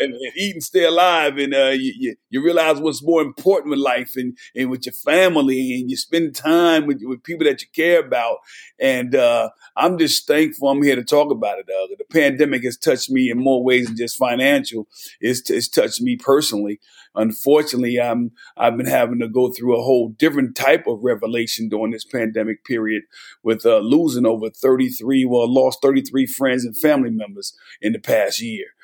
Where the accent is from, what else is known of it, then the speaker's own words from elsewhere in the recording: New Jersey, United States; moved away as an adult; also born or lived in Knoxville, Tennessee; I'm born and raised in New Jersey